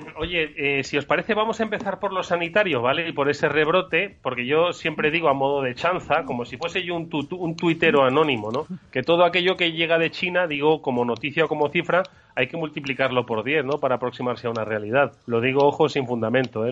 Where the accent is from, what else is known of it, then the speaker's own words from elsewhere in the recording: Madrid, Community of Madrid, Spain; also born or lived in Extremadura; no voy a decir que soy madrileño, voy a sacar mis, mis ancestros extremeños